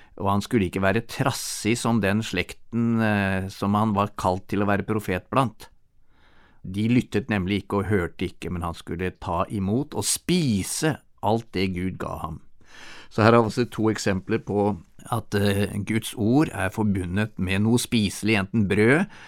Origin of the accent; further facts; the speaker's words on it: Norway; moved away; hjemme i Norge